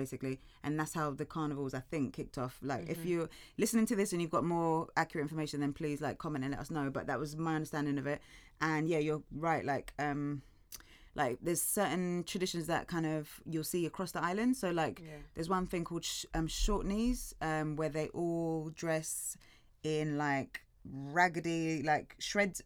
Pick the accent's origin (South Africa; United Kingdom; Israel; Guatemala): United Kingdom; London; I'm born and bred in Shepherd's Bush